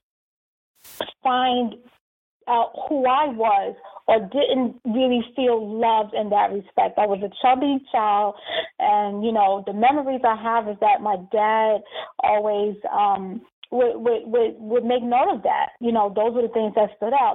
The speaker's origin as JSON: {"language": "English", "region": "New York", "country": "United States", "moved": "as an adult", "lives_now": "Charlotte, United States", "said": "I'm a transplant. So I'm from New York."}